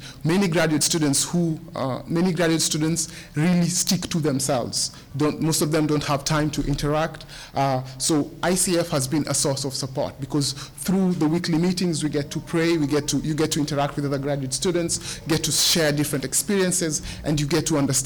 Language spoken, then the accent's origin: English; Kenya; moved away as an adult; now in United States; I'm from Kenya